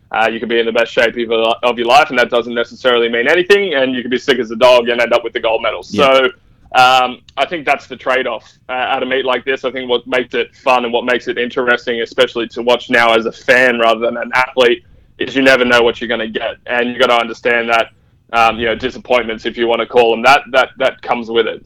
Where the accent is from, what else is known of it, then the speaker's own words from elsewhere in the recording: Australia; being Australian